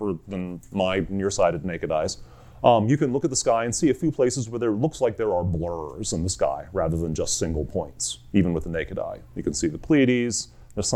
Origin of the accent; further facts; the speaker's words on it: United States; I'm an American geologist